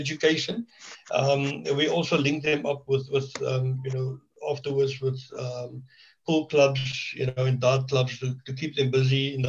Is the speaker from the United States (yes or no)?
no; Cape Town, Western Cape, South Africa; moved away as an adult; now in George, South Africa; I'm a born Cape Townian. I was born and raised